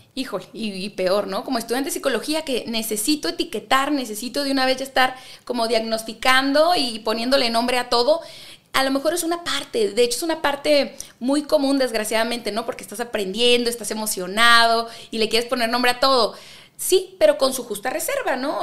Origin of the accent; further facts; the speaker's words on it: Ensenada, Baja California, Mexico; moved away as an adult; now in Monterrey, Mexico; nací en Ensenada, California